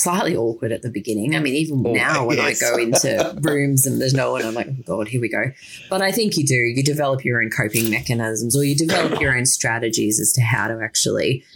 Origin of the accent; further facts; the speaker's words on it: Yeppoon, Queensland, Australia; I grew up in small town Yeppoon, which is in central Queensland